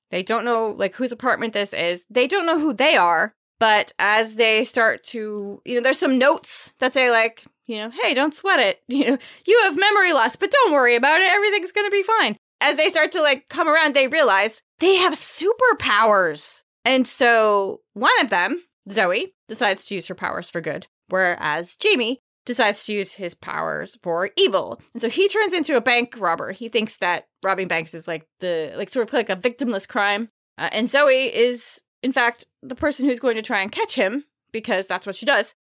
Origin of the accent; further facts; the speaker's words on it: Maine, United States; accent: Maine; I'm from Maine